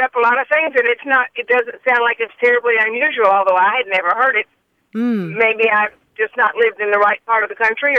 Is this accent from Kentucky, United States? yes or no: yes; Louisville, Kentucky, United States; also born or lived in Corpus Christi / Athens; now in Monticello, United States; I'm from Louisville, Kentucky. I've lived in Corpus Christi and Athens